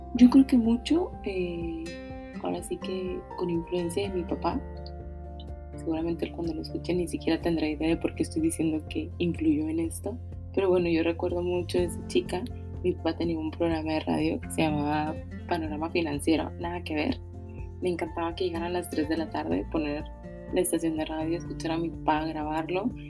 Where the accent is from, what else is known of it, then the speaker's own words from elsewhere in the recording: Monterrey, Nuevo León, Mexico; soy originaria de Monterrey, actualmente vivo aquí en Monterrey